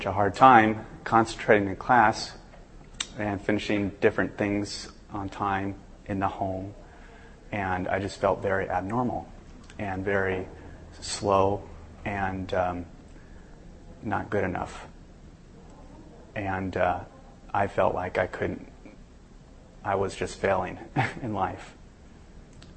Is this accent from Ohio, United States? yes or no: no; Southern California, United States; I'm actually from Southern California.